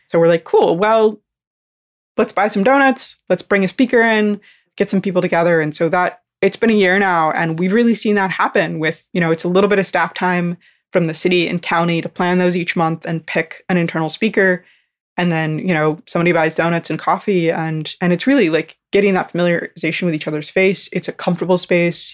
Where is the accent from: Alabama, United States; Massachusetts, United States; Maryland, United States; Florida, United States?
Florida, United States; North; I'm from North Florida